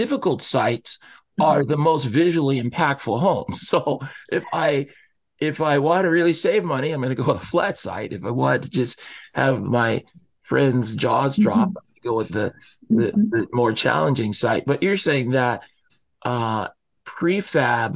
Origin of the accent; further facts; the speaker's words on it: Seattle, Washington, United States; I grew up here in the Seattle area